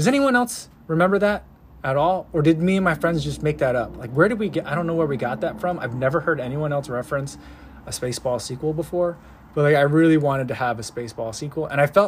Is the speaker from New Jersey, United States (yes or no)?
yes; New Jersey, United States; moved away; growing up in New Jersey. And I lived in New Jersey when I saw that movie.